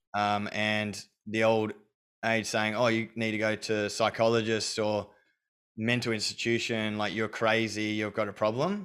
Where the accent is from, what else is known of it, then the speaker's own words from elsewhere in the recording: Australia; I was brought up in Australia